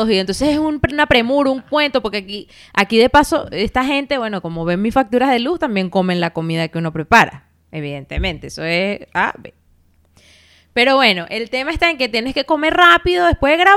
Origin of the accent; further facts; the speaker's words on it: Venezuela; moved away; also born or lived in Barcelona; yo vivía en Barcelona, o sea, es decir, yo llegué de Venezuela a Barcelona. Estuve viviendo ahí dos años y medio.